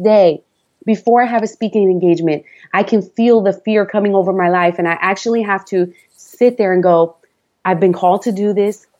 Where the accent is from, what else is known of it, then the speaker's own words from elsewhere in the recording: New York City, New York, United States; accent: New York; moved away as an adult; also born or lived in Long Island; now in Florida, United States; I was raised in the Bronx, had lived in Long Island a couple of years. And so we have an accent